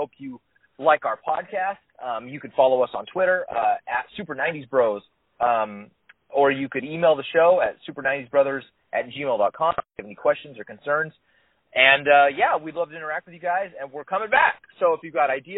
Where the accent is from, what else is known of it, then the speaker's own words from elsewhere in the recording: Seattle, Washington, United States; I grew up in Seattle